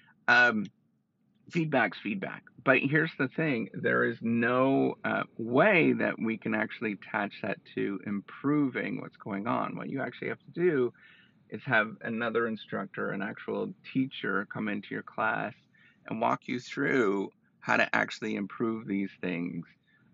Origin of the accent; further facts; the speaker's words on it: Canada; I'm Canadian